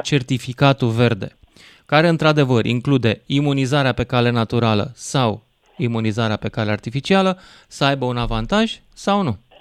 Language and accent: Romanian; Romania; sunt român